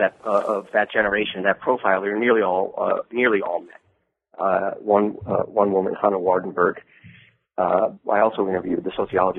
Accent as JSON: {"language": "English", "region": "Midwest", "country": "United States", "also_born_or_lived": "Washington, D.C.", "moved": "yes", "said": "I'm originally from the Midwest."}